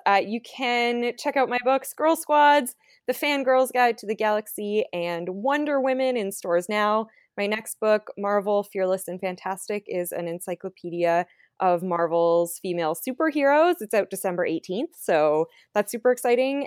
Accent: Canada; I'm from Canada

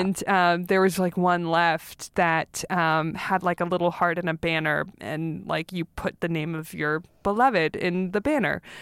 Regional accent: Los Angeles, California, United States; I grew up in North Hollywood

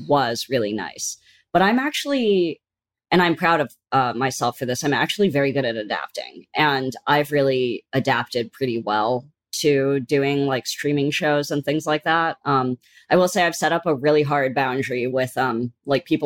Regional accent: San Francisco, California, United States; now in New York, United States; I'm from San Francisco, so I go home for the holidays

